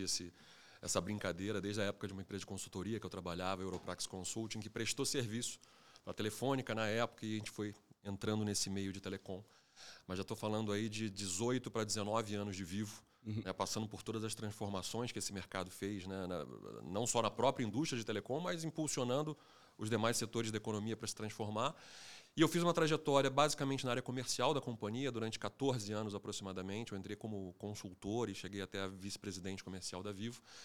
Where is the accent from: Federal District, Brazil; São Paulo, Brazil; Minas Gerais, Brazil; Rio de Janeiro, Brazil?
Rio de Janeiro, Brazil; eu sou carioca também